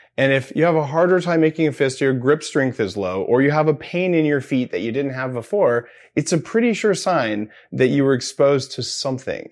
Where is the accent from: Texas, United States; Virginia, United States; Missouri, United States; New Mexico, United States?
New Mexico, United States; I grew up in New Mexico